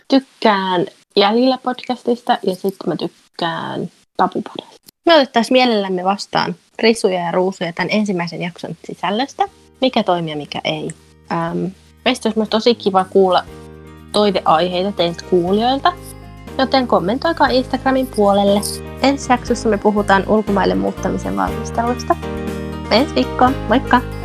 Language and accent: Finnish; Turku, Southwest Finland, Finland; moved away as an adult; also born or lived in Greece / Spain; now in United Kingdom; mä oon alun perin kotoisin Turusta.